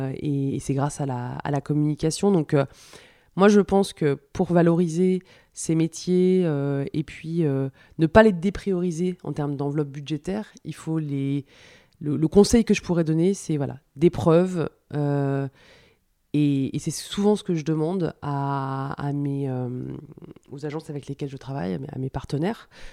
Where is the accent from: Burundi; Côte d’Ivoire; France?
France; also born or lived in Paris; now in Lyon, France; on est des Français, c'est dans notre culture